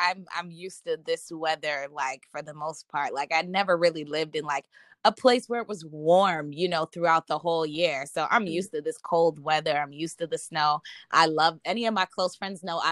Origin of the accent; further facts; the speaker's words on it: Minnesota, United States; moved away; also born or lived in Boston, Massachusetts; I was born in Boston and I was raised in Minnesota